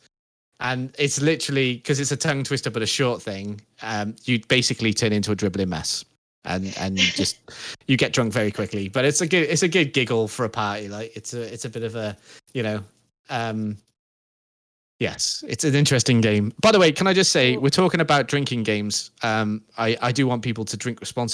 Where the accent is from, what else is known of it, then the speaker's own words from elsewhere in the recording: United Kingdom; we're British.